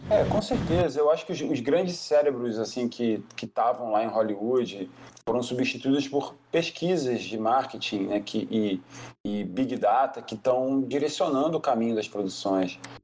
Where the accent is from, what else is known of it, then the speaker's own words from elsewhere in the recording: Brazil; Como brasileiro